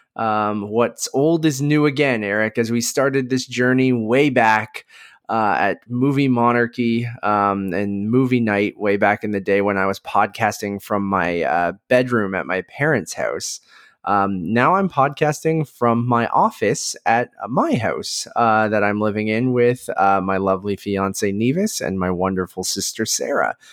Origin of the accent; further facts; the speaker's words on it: Oshawa, Ontario, Canada; also born or lived in Toronto; I grew up in Oshawa